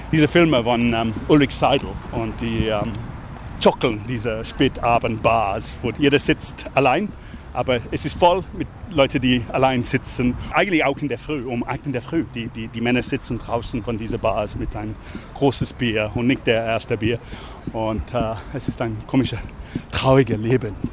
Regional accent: London, United Kingdom; also born or lived in Leeds; So, ich bin in London geboren, aber ich bin aufgewachsen zwischen London und Leeds in, in Nordengland.

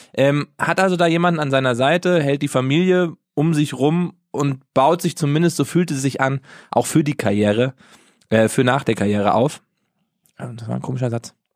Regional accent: Germany; bei uns in Deutschland

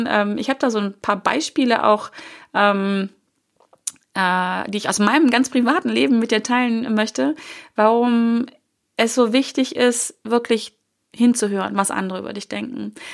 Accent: Hanover, Lower Saxony, Germany; Die hatten einen, einen ähm, Büromaschinenladen, hieß es damals hier, ähm, in Hannover, wo ich groß geworden bin.

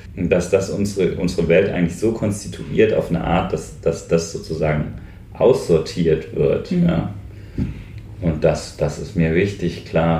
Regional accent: North Hesse, Germany; also born or lived in Westerwald; now in Brandenburg, Germany; ich bin halt in Nordhessen aufgewachsen

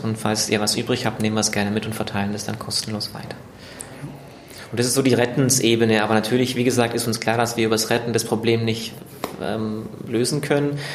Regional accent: Germany; also born or lived in East Africa; bin ich wieder nach Deutschland zurückgekehrt

